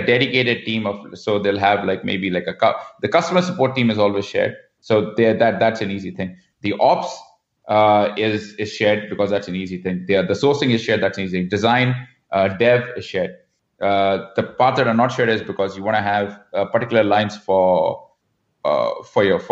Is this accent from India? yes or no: yes; India; moved away as an adult; also born or lived in Mumbai / Vancouver; now in Canada; growing up in India